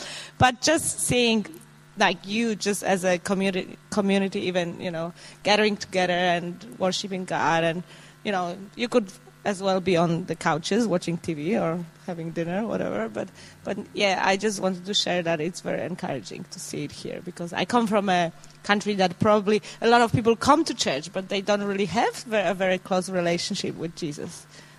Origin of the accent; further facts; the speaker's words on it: Poland; moved away as an adult; now in Australia; So I'm from another country. Well, I'm an Aussie now. I've been here 10 years, but I'm originally Polish.